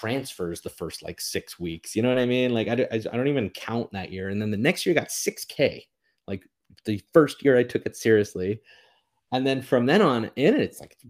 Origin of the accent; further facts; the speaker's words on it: Canada; I'm a Canadian living in Canada